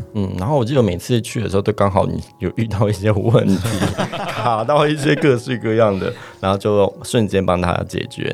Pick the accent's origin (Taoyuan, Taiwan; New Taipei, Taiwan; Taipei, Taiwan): Taoyuan, Taiwan; 土生土长跟我一样桃园人